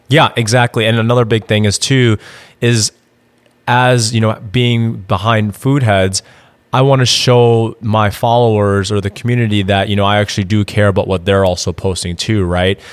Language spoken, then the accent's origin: English; Madison, Wisconsin, United States; moved away as an adult; also born or lived in Indiana; now in Austin, United States; I'm actually originally from Madison, Wisconsin moved down to Austin, Texas in 2016